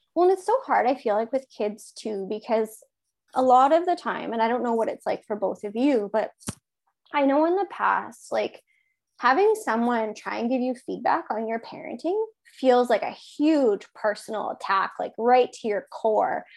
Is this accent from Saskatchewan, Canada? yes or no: yes; Regina, Saskatchewan, Canada; now in Kipling, Canada; I'm from Regina originally